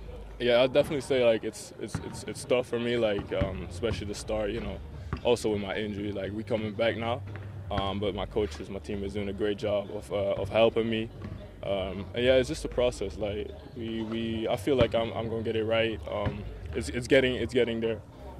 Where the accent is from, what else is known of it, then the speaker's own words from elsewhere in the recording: Belgium; English is a second language; moved away as an adult; now in United States; I came from Belgium.